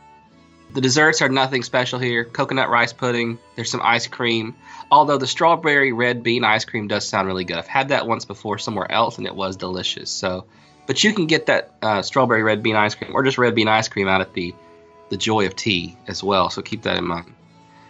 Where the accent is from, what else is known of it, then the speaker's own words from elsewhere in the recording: Gastonia, North Carolina, United States; in Gastonia, North Carolina, my hometown